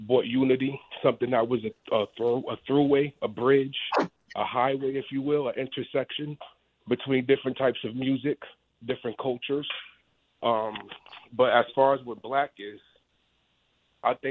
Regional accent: New York City, New York, United States; now in Florida, United States; I come from Cedric Houses with …, …, …, ….

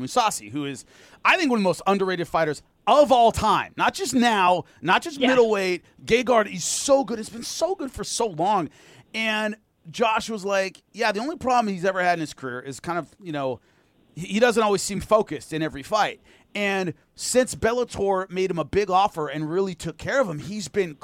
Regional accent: Long Beach, California, United States; I'm from Long Beach, California

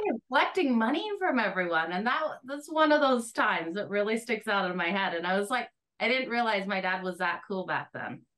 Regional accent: Australia; also born or lived in Alberta, Canada; now in Canada; I grew up playing it in Australia. When I moved to Canada, I played for Team Alberta.

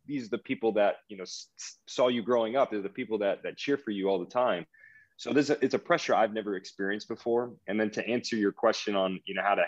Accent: United States; I'm American

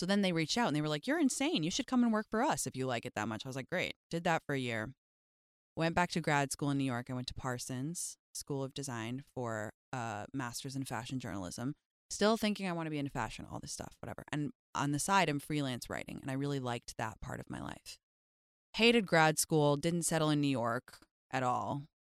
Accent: London, United Kingdom; moved away as an adult; now in United States; I was raised in England, yeah. I moved when I was like 6 months old to London, and I lived there until I was 19 when I moved to America to go to Stanford.

